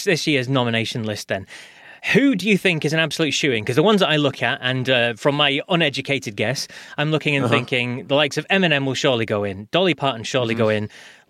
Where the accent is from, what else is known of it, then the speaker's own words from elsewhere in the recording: United Kingdom; Yeah, so from my point of view, being British, the Rock Hall was kind of, it was in a haze.